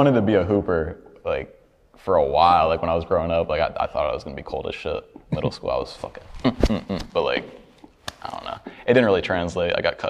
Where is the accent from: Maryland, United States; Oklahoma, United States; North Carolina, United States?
Oklahoma, United States; Because I'm originally from Oklahoma.